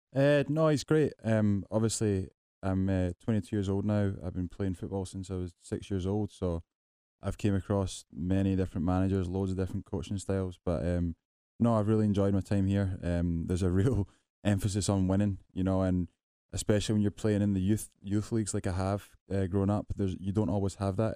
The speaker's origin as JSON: {"language": "English", "region": "Scotland", "country": "United Kingdom", "moved": "yes", "said": "I come from Scotland"}